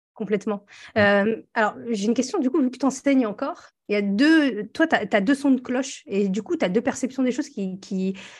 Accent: northern France, France; on vient tous les deux du nord de la France

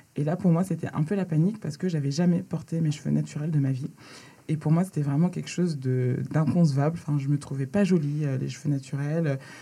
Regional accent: Laval, Pays de la Loire, France; moved away as an adult; also born or lived in Dakar, Senegal; now in Paris, France; J'habite à Paris et j'ai grandi en Mayenne, à Laval.

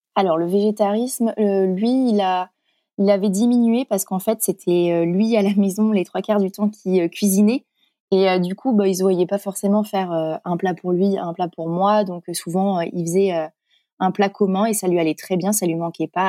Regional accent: Corrèze, Nouvelle-Aquitaine, France; moved away; also born or lived in Paris; Je suis originaire de la Corrèze.

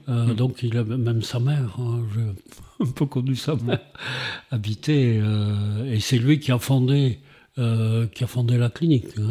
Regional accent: Montpellier, Occitania, France; moved away as an adult; also born or lived in Paris / Africa / Saint-André-de-Sangonis; je suis né à Montpellier en 1945 et donc j'ai vécu jusqu'à 20 ans à Montpellier

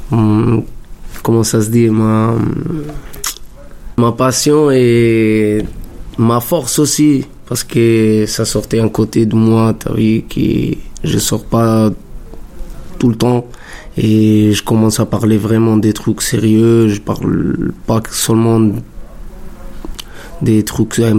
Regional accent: Italy; moved away as an adult; now in Montreuil, France; je viens de l'Italie, j'ai 25 ans. Ça fait pas longtemps que je suis en France, ça fait trois ans presque.

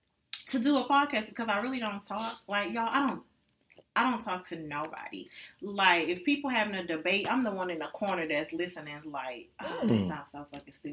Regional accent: Houston, Texas, United States; from Houston, Texas.

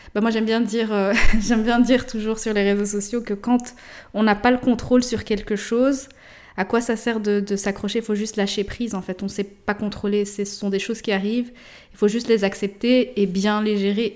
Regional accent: Morocco; je suis marocaine, mon mari est congolais

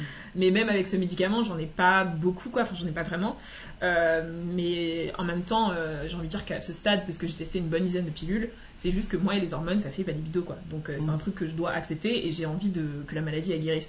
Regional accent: Martinique; je suis originaire de la Martinique

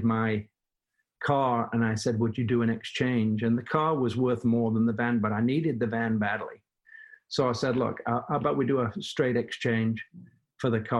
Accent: Manchester, North West England, United Kingdom; moved away as an adult; also born or lived in Los Angeles / Atlanta; now in United States; I have a little bit of an accent. I'm from Manchester, England.

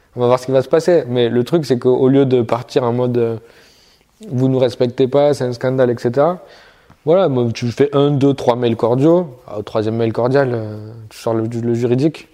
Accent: the South, southern France, France; moved away; je viens du Sud, à la base

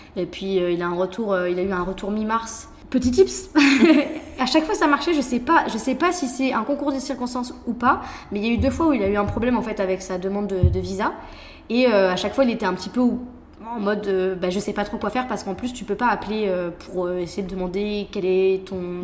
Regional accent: France; moved away; also born or lived in Taiwan; en tant que Français, on est beaucoup plus direct

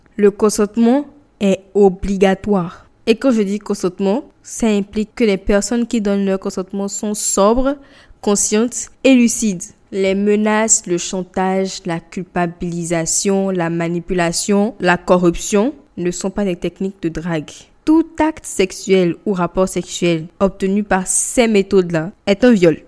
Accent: Benin; je suis béninoise, je parle du Bénin

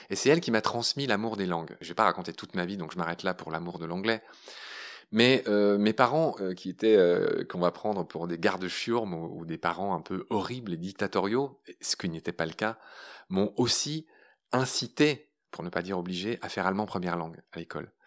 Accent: Pont-à-Mousson, Grand Est, France; also born or lived in Briey / Nancy / Latin America; J'ai grandi à Pont-à-Mousson

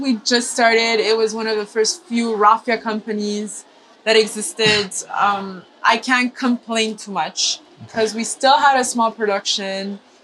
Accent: Madagascar; also born or lived in Milan, Italy; So I'm half Italian, half Indian, but I grew up in Madagascar.

